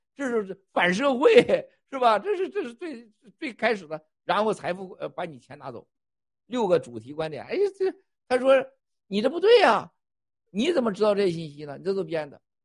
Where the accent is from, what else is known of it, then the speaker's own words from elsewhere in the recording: China; 我也是中国人